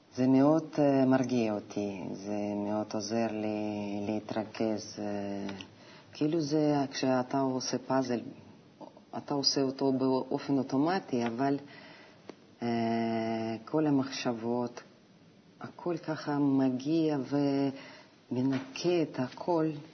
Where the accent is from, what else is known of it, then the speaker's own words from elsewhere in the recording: Novosibirsk, Novosibirsk Oblast, Russia; Hebrew is a second language; moved away as an adult; also born or lived in Moscow, Russia; now in Israel; אני נולדתי בנובוסיבירסק